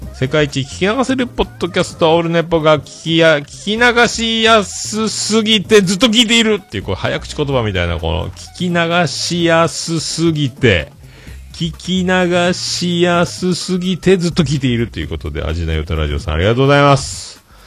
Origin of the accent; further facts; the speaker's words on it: Japan; accent: Hakata dialect, Yamaguchi dialect; also born or lived in Fukuoka; now in Yamaguchi Prefecture, Japan; 博多弁で山口弁で困ってるぐらいなタイプなので